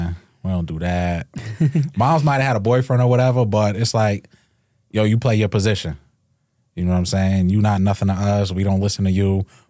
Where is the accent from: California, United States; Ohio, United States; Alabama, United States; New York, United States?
New York, United States; Hempstead; Hempstead, Freeport, Hempstead area.